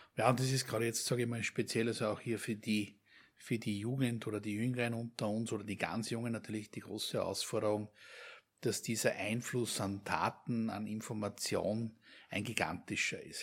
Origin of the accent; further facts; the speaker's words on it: Austria; uns als, als Österreicher, hier als gelernte Österreicher